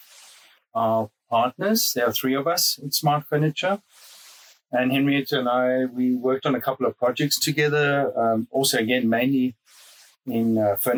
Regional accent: South Africa; moved away as an adult; now in Munich, Germany; I'm originally from South Africa. And was born there, grew up there.

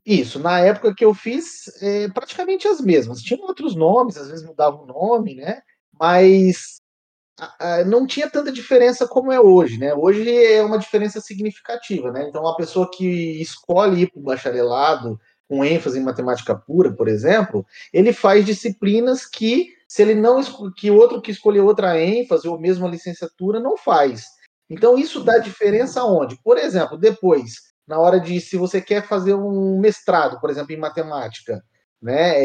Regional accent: São José do Rio Preto, São Paulo, Brazil; also born or lived in São Carlos; Aí resolvi ficar em Rio Preto, que eu sou de Rio Preto

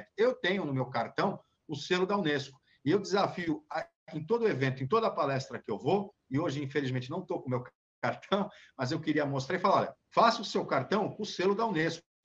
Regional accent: Santos, São Paulo, Brazil; eu que sou santista

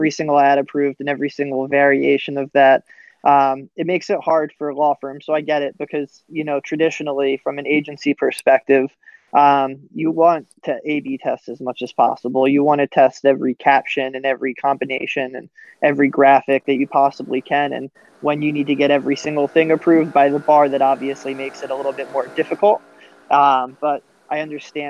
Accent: Philadelphia, Pennsylvania, United States; now in Orlando, United States; I'm originally from the Philadelphia area

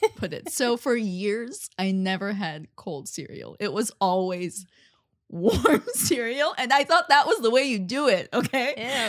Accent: Armenia; moved away; also born or lived in Russia; I'm from Ar-, Armenia.

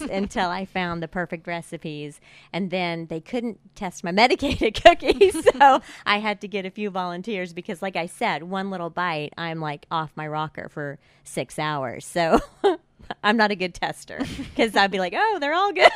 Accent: Tulsa, Oklahoma, United States; grew up in Tulsa

